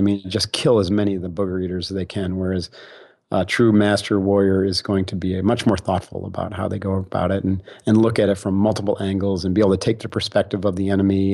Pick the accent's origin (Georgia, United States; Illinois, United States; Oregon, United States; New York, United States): New York, United States; Utica; moved away; I grew up back east in upstate New York